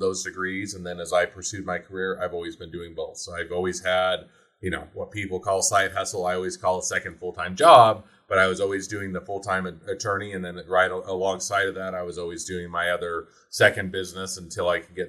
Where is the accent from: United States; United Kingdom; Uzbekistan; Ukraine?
United States; Utah; moved away as an adult; also born or lived in Cleveland, Ohio; where all my family was and where I was raised in Utah